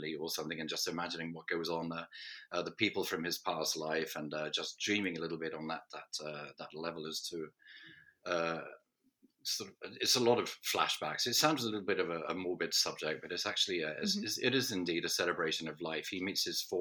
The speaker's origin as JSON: {"language": "English", "town": "Norwich", "region": "East of England", "country": "United Kingdom", "tie": "born or raised there", "said": "studying orchestration in my hometown college and university"}